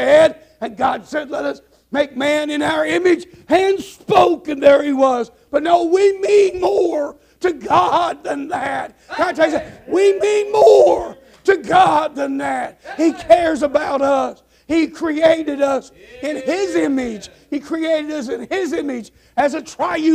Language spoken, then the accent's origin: English; Nebraska and Kansas, Midwest, United States; now in Arkansas, United States; I'm from the Midwestern prairie land, Nebraska and Kansas